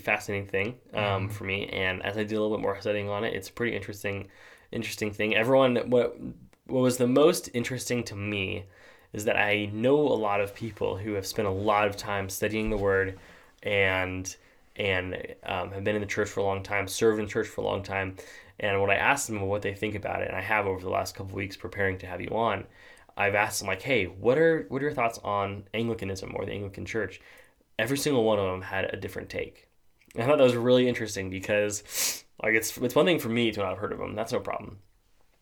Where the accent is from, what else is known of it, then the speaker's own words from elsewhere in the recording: Simi Valley, California, United States; moved away as an adult; now in Binghamton, United States; people that like I knew kind of growing up in Simi Valley